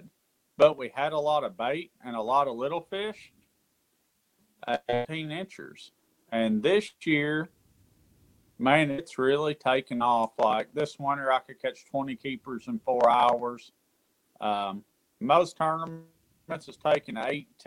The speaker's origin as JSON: {"language": "English", "town": "Central City", "region": "Kentucky", "country": "United States", "tie": "born or raised there", "said": "I'm from Western Kentucky, a little town called Central City. Grew up about an hour away from Kentucky Lake"}